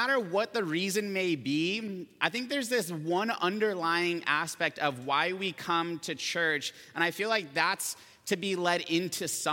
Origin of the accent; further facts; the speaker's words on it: Camarillo, California, United States; I grew up here in Camarillo